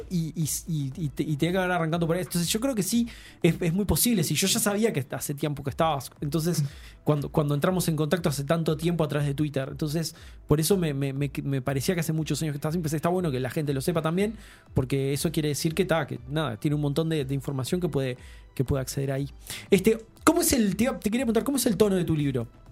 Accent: Uruguay

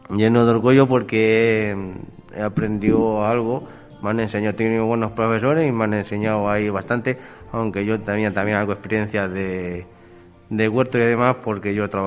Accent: Castilla-La Mancha, Spain; now in Castile and León, Spain; soy castillo manchego, me vine a Castilla León

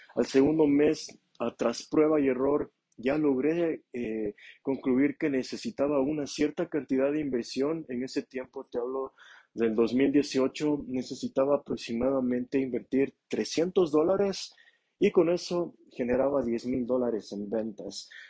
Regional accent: Ambato, Tungurahua, Ecuador; moved away as an adult; now in Quito, Ecuador; en la ciudad de Ambato, en mi ciudad natal

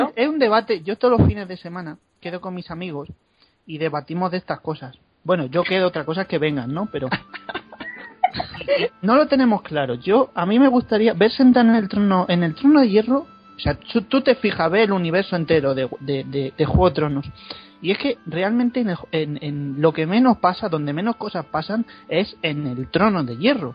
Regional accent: Segovia, Castile and León, Spain; Yo soy de Segovia o estoy viviendo en Segovia

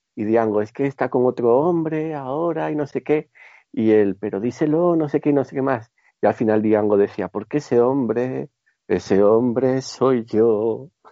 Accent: Gijón, Asturias, Spain; Yo soy de Gijón

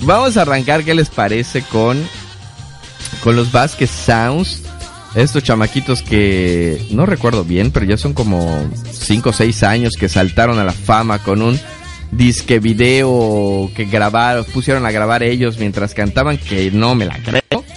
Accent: Yucatán, Mexico; los mexicanos y los yucatecos no dejamos las cosas a último minuto

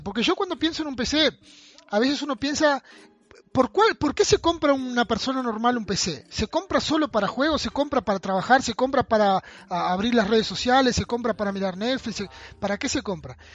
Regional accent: Uruguay; Yo soy de Uruguay, vivo en Rivera

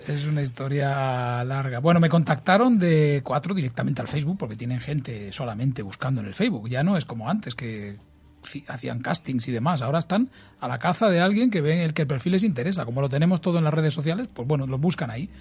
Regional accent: Santa Coloma de Gramenet, Catalonia, Spain; soy un tío de Santa Coloma, sencillo, familia humilde

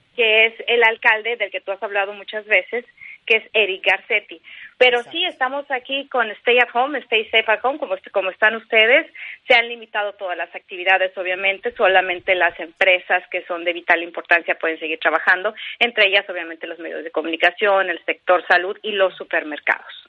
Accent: Mexico; moved away as an adult; now in California, United States; como periodista, como mexicana, como persona

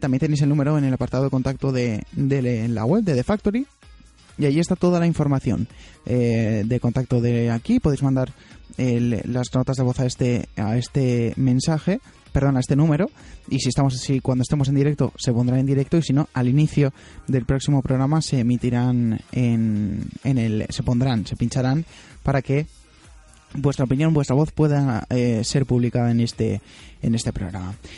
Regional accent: Alicante, Valencian Community, Spain; yo soy alicantino, yo vivo en Alicante

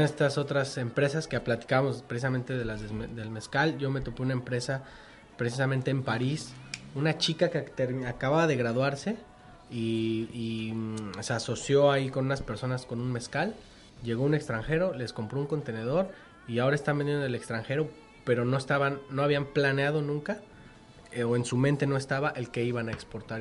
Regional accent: Mexico; como mexicanos la verdad somos así

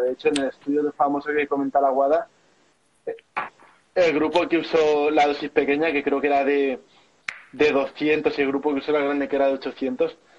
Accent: Albacete, Castilla-La Mancha, Spain; mi ciudad natal de Albacete

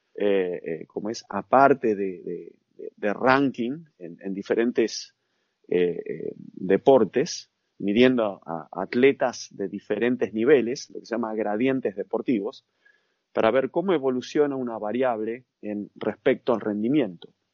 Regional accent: Argentina; also born or lived in United States; soy de Argentina

